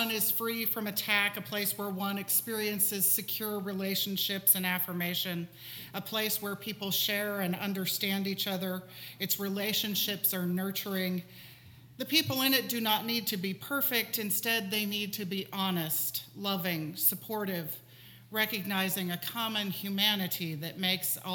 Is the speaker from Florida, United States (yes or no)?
yes; Gainesville, Florida, United States; also born or lived in New Jersey / Indiana / Pennsylvania; Because I was born in New Jersey, but I was six months old when we moved to Indiana, and I was three years old when we moved to Pennsylvania, and I was eight years old when we moved to Florida, and I lived in Gainesville, Florida, which I, I, suppose I would consider my hometown